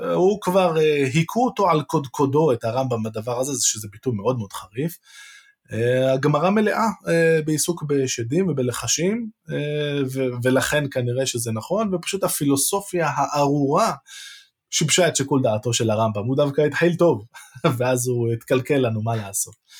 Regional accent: Jerusalem, Jerusalem District, Israel; בתור ירושלמי

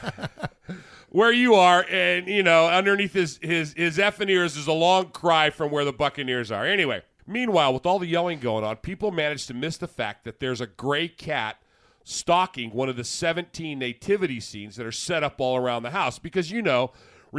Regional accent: Las Vegas, Nevada, United States; also born or lived in Indianapolis, Indiana; while I am from Indianapolis, I was actually raised in Las Vegas

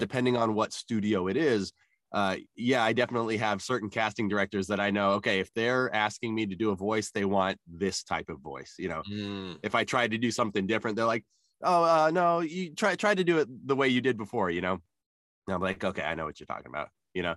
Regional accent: Albuquerque, New Mexico, United States; growing up in New Mexico, there was a lot of Native American and a lot of uh, Hispanic culture around me

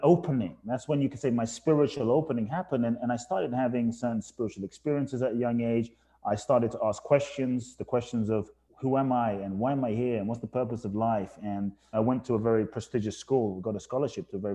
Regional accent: London, United Kingdom; also born or lived in Ghana / Phoenix, United States / Tulum, Mexico; now in Los Angeles, United States; I was born in Ghana, West Africa. My father's from Ghana. My mother's from Japan. I grew up in London

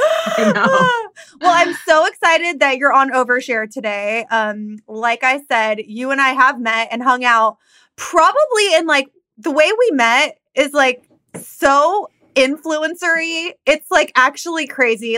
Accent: Downey, California, United States; where we grew up in Downey.

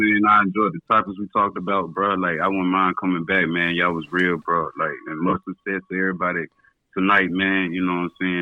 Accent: the South, United States; growing up in the South

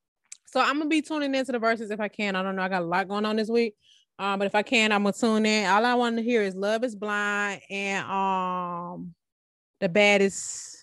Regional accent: the South, United States; I don't really know since I'm from the South too.

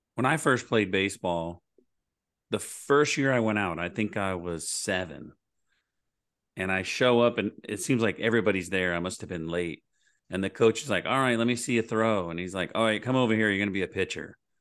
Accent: Oklahoma, United States; I'm from Oklahoma

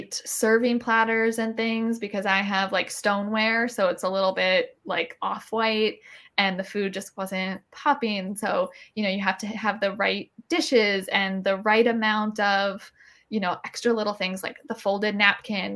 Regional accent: Maryland, United States; I'm from Maryland, so crab is a thing for me

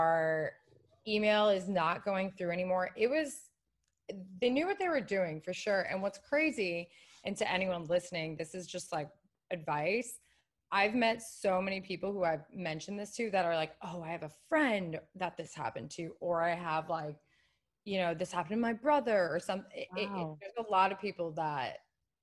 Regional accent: Washington, District of Columbia, United States; moved away as an adult; now in Los Angeles, United States; I am originally from the East Coast

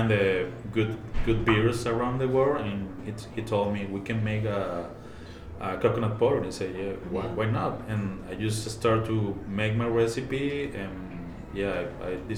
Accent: Venezuela; moved away as an adult; also born or lived in Puebla / Yucatan; now in Mulegé, Mexico; I'm originally from Venezuela

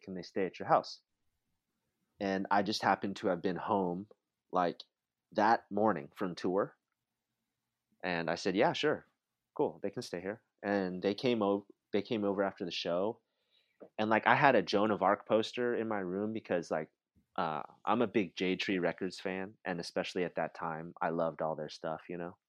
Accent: Santa Rosa, California, United States; also born or lived in Santa Cruz; this naive little kid from the suburbs of Santa Rosa

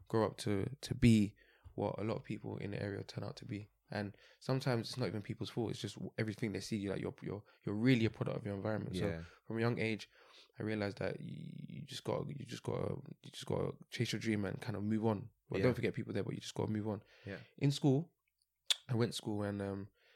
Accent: London, United Kingdom; born and bred in London

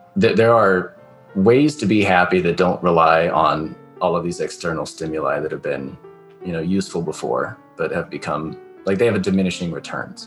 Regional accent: California, United States; I'm from the West Coast, like California

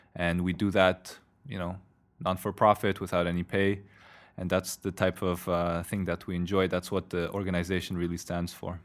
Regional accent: Canada; also born or lived in Poland; now in Brussels, Belgium; I'm Polish Canadian, live in Brussels now

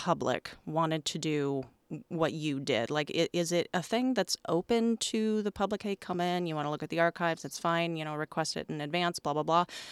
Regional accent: New Orleans, Louisiana, United States; I am from New Orleans

